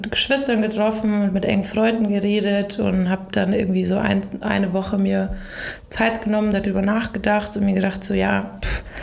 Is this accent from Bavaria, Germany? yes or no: yes; Ingolstadt, Bavaria, Germany; Ein Ingolstädter Kind, mhm. äh, aufgewachsen in der Kupferstraße. Mm, meine Eltern hatten ein Sportgeschäft und mein Vater ist dann in die Gastronomie gegangen.